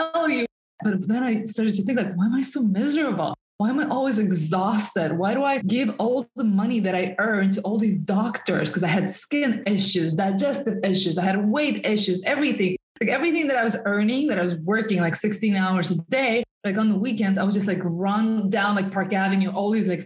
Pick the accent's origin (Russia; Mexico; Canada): Russia; first language Russian; English is a second language; moved away as an adult; also born or lived in New York City; I'm originally from Russia. I was born and raised in the suburbs in a small town in Russia, and I moved to New York City when I just turned 19 years old.